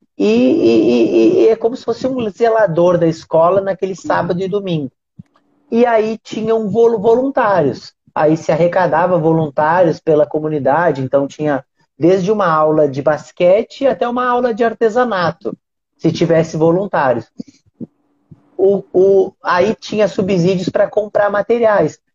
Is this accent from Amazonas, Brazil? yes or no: no; Rio Grande do Sul, Brazil; now in Rio de Janeiro, Brazil; hoje eu moro no Rio de Janeiro, mas eu sou do Rio Grande do Sul